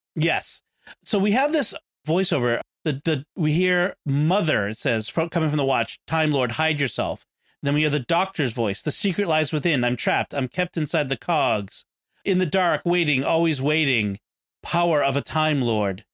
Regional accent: United States; I'm American

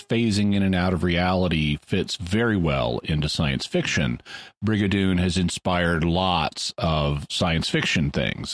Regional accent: Corpus Christi, Texas, United States; Corpus Christi, my hometown, my, or my birth town

